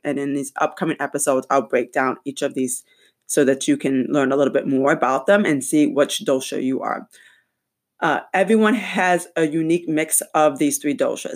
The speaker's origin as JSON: {"language": "English", "region": "Michigan", "country": "United States", "tie": "born or raised there", "said": "my home state, Michigan"}